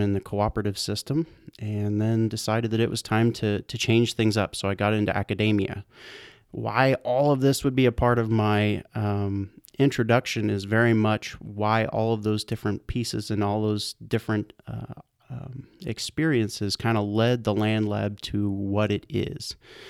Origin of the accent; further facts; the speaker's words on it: Kansas, United States; I'm actually from Central Kansas is where I grew up.